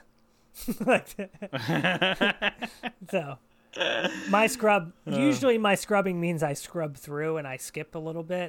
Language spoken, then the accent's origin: English; New Jersey, United States; I'm from Jersey